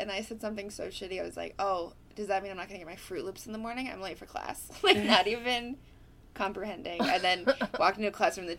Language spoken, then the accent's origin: English; Altoona, Wisconsin, United States; Altoona, Wisconsin, Altoona High School freshman year.